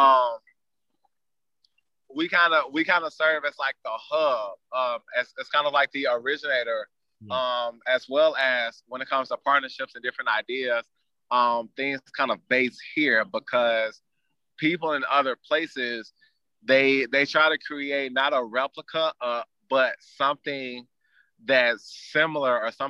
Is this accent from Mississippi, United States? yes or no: yes; Jackson, Mississippi, United States; now in Atlanta, United States; my hometown, Jackson, Mississippi